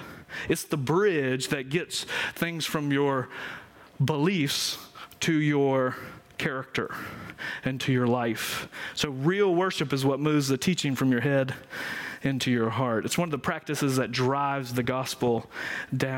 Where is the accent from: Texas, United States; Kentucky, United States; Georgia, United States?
Georgia, United States; I'm from Georgia